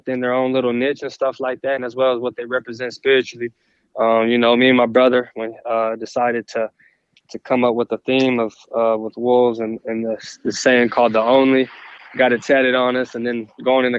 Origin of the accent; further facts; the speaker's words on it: Texas, United States; represent for my home state